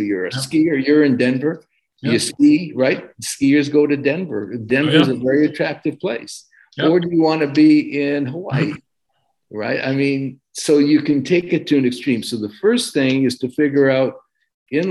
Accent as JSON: {"language": "English", "town": "Montreal", "region": "Quebec", "country": "Canada", "tie": "born or raised there", "also_born_or_lived": "Boston / Vancouver", "moved": "as an adult", "lives_now": "Los Angeles, United States", "said": "I grew up in Eastern Canada. I grew up in Montreal."}